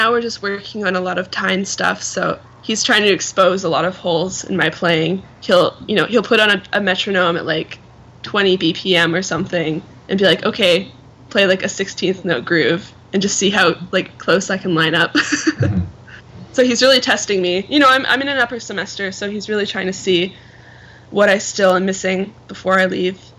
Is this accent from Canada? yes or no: yes; Canada; So I'm Canadian, so um, I'm gonna move there.